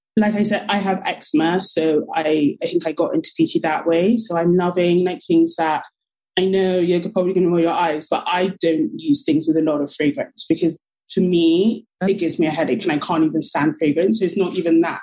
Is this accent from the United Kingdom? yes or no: yes; London, United Kingdom; I'm from London, originally from Nigeria, but I'm born and raised in London.